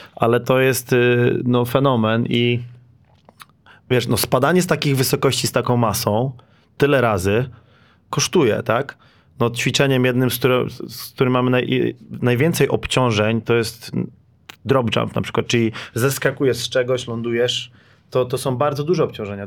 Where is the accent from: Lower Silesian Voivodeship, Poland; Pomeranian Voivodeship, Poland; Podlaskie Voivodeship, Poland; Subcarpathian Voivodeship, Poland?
Lower Silesian Voivodeship, Poland; jestem też z Dolnego Śląska